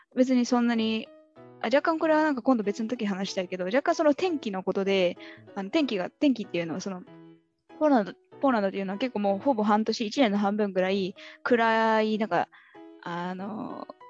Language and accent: Japanese; Tottori, Japan; moved away as an adult; also born or lived in Warsaw; その私結構自分鳥取出身でなんかあの高校生ぐらいまではやっぱりどうしてもすぐ出たい出たいっていうその田舎の出身者あるあるなんか都会に早く出たいみたいな思ってた